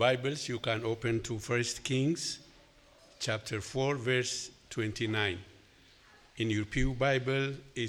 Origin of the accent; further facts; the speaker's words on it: Ethiopia; moved away; I'm from Ethiopia.